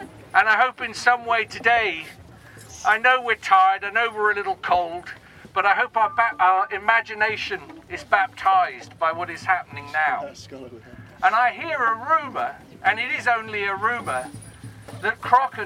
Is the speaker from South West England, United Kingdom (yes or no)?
yes; Torquay, South West England, United Kingdom; I didn't grow up on Dartmoor. I grew up in Torquay on an estate.